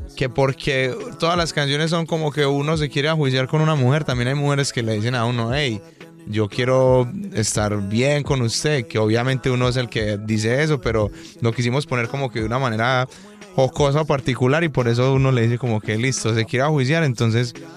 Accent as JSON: {"language": "Spanish", "town": "Medellín", "region": "Antioquia", "country": "Colombia", "tie": "born or raised there", "accent": "paisa", "said": "Yo nací y crecí en un barrio jugando fútbol en la calle"}